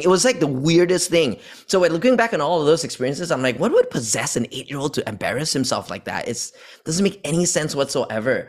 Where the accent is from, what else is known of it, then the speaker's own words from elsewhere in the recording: Malaysia; moved away as an adult; also born or lived in Australia / United States; I was born in Malaysia. And I've spent entire, my entire upbringing over here up until only college